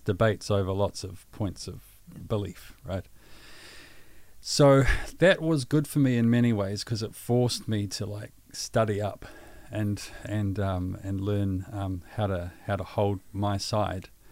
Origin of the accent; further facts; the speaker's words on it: Pukekohe, Auckland, New Zealand; also born or lived in Waikato; I born and raised in Pukekohe